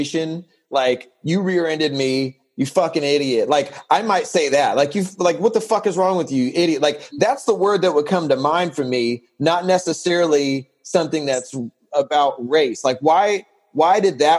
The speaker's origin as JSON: {"language": "English", "town": "San Diego", "region": "California", "country": "United States", "tie": "born or raised there", "said": "I'm born and raised in San Diego"}